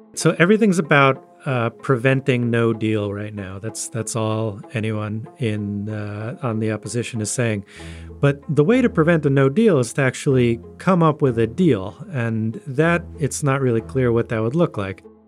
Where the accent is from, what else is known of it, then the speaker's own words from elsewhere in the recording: United States; as an American living in twenty nineteen